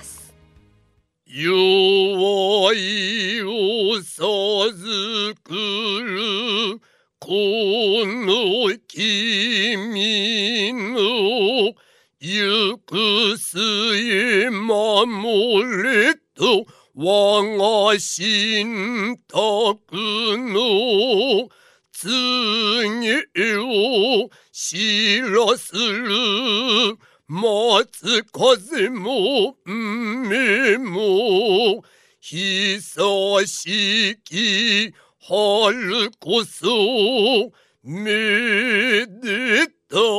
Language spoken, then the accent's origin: Japanese; Osaka, Japan; also born or lived in Tokyo; now in Sendai, Japan; 私、大阪なんですけれども、あー、東京で修行して